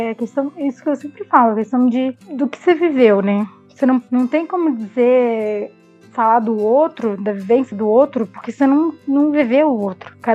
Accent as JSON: {"language": "Portuguese", "region": "Rio de Janeiro", "country": "Brazil", "said": "eu que vim do Rio de Janeiro no Rio, quanto mais moreno, mais negro você fosse"}